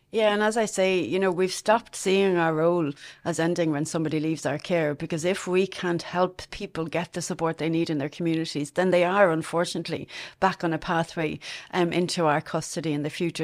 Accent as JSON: {"language": "English", "town": "Dublin", "region": "Leinster", "country": "Ireland", "tie": "born or raised there", "moved": "as an adult", "lives_now": "Longford, Ireland", "said": "I'm originally from Castleknock in Dublin. Um, I spent most of my childhood there."}